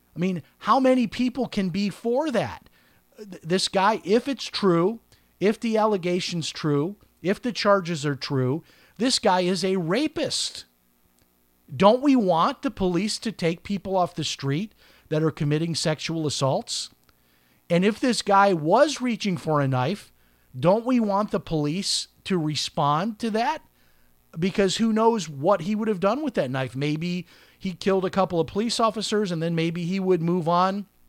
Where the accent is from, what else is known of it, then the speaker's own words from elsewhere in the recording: Chicago, Illinois, United States; I'm from Chicago